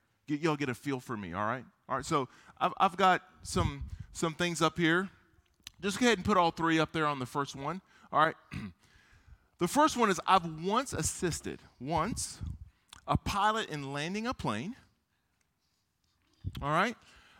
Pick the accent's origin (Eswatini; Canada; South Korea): South Korea; born there; I was born in Korea. I'm half Korean. My mom was Korean.